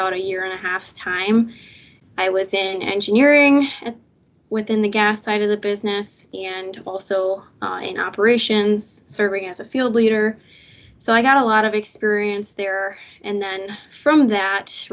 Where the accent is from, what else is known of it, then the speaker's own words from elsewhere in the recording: Lansing, Michigan, United States; also born or lived in Houghton, Michigan; I'm originally from Lansing, Michigan, and currently residing here, and I attended Waverly High School